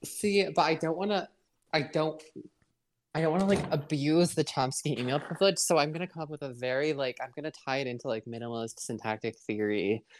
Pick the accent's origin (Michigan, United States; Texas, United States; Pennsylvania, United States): Michigan, United States; Bancroft; I'm from Bancroft, so well, I think we both have about 550 people as of the last count